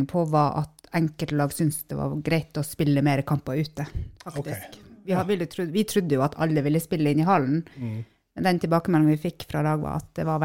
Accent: Northern Norway, Norway; Men vi er jo nordlendinger, vi tåler litt

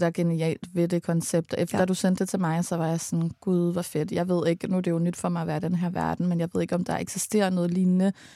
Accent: Allerød, Capital Region of Denmark, Denmark; som vi er vokset op med, da vi var små i Allerød

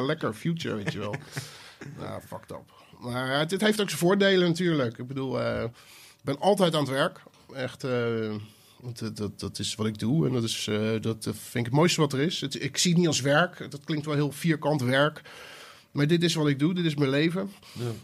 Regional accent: Rotterdam, South Holland, Netherlands; Ik kwam uit Rotterdam.

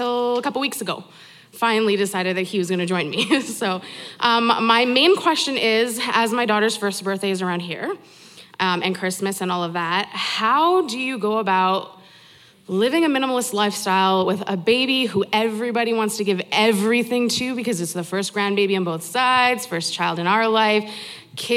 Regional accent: Edmonton, Alberta, Canada; I'm from Edmonton

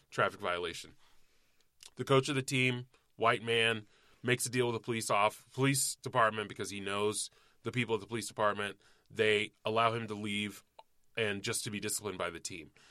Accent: Cobb County, Georgia, United States; there was a lot of fucking rampant racism where I grew up in Cobb County, Georgia

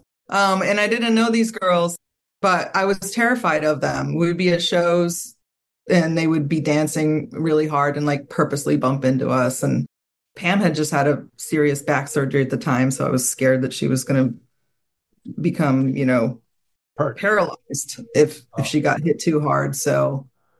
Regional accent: Southern Maryland, United States; who I grew up with in Southern Maryland

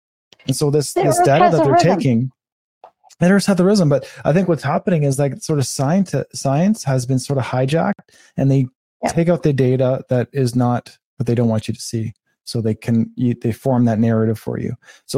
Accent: Canada; And as a Canadian, I've never seen this country like this

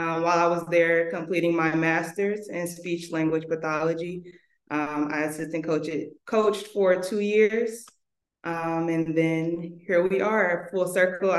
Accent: Chicago, Illinois, United States; I'm originally from Chicago, born and raised there.

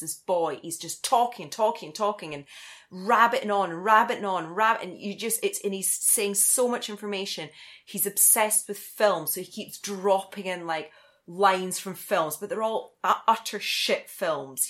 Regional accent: Scotland, United Kingdom; I'm Scottish.

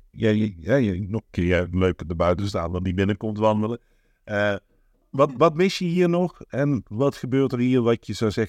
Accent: Amsterdam, North Holland, Netherlands; Ik, eh, eh, ik kom uit Amsterdam

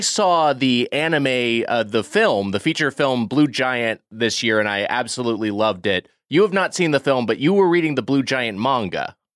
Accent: Southern California, United States; growing up in Southern California

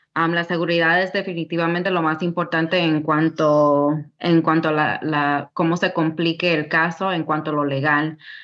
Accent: New York City, New York, United States; now in Tennessee, United States; yo soy de Queens, Nueva York. A una temprana edad mis padres um, vinieron de República Dominicana y pues yo y mis hermanos nacimos en New York.

